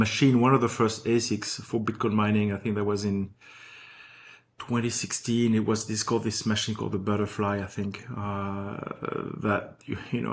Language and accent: English; Paris, Île-de-France, France; moved away as an adult; also born or lived in New York; now in Los Angeles, United States; I was born and raised in Paris